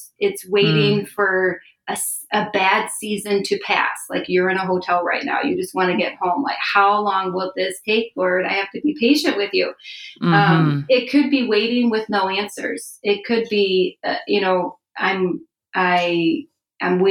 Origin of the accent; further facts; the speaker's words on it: Chicago, Illinois, United States; moved away as an adult; also born or lived in Philadelphia area; now in Philadelphia, United States; I'm a transplant from Chicago, but my husband and I moved here about 5 years ago